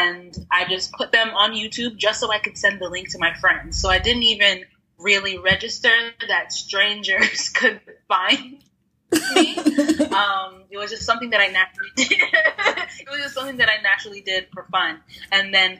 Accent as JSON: {"language": "English", "region": "Texas", "country": "United States", "tie": "born or raised there", "lives_now": "Austin, United States", "said": "I consider myself a Texan now. I've been here for, since I was like 12."}